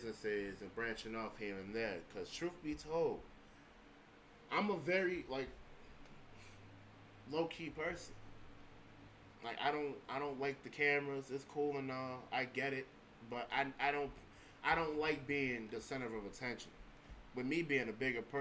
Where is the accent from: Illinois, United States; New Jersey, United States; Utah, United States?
Illinois, United States; Evergreen Park; I'm from Evergreen Park, Illinois